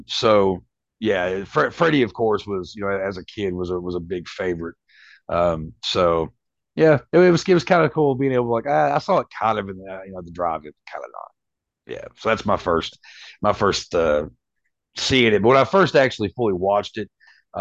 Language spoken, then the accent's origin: English; Winchester, Kentucky, United States; where I grew up in Winchester, Kentucky, it's a little small place